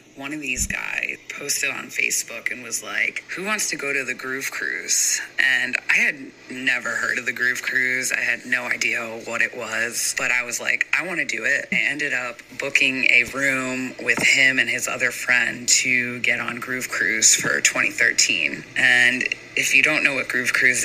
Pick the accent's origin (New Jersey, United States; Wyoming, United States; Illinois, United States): New Jersey, United States; I'm from New Jersey and the East Coast, and I had never really traveled much outside of that little bubble